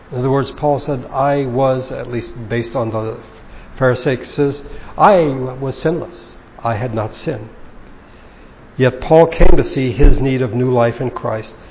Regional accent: Baguio, Cordillera Administrative Region, Philippines; a Bible study in my hometown in Baguio

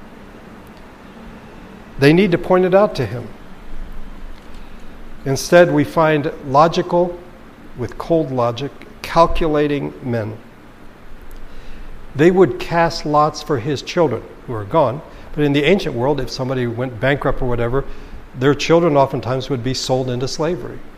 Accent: United States

